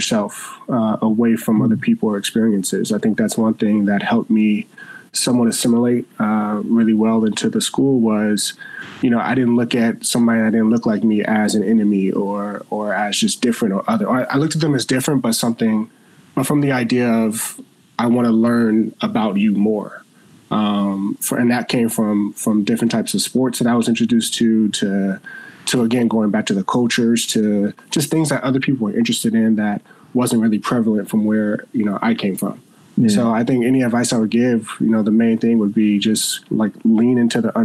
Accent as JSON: {"language": "English", "town": "Los Angeles", "region": "California", "country": "United States", "tie": "born or raised there", "also_born_or_lived": "Beverly Hills, California", "said": "I grew up in South Central Los Angeles, where I went to school in the Inglewood School District"}